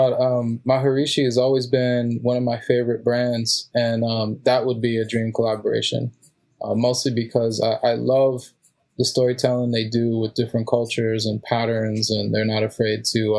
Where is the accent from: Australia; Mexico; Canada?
Mexico; now in United States; I was born in Mexico and my father was too.